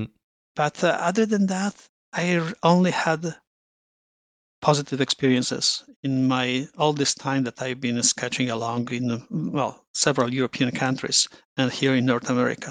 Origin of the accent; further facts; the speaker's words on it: Rome, Lazio, Italy; moved away as an adult; now in Toronto, Canada; When I landed in Canada 30 years ago, and I came from Rome.